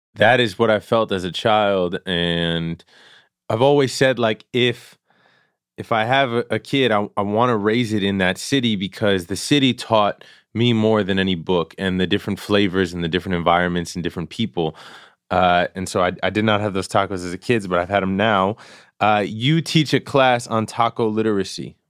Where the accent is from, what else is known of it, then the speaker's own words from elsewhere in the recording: New York City, New York, United States; born and raised in Queens